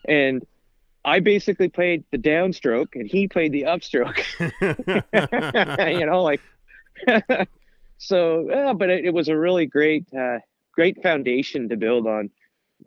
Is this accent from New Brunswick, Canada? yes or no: yes; New Brunswick, Canada; also born or lived in Dalhousie, New Brunswick / Saint John, New Brunswick / Fredericton, New Brunswick / Moncton, New Brunswick; I'm a 100% New Brunswicker. I was born in the North Shore, which is up in the Bay of Chaleur, like Charlotte, Dalhousie. Grew up in St. John and Fredericton.